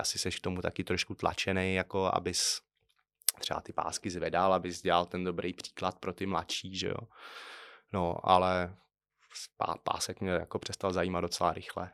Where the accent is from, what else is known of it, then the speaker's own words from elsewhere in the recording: Trutnov, Hradec Králové Region, Czechia; jsem z Krkonoš, Strutnová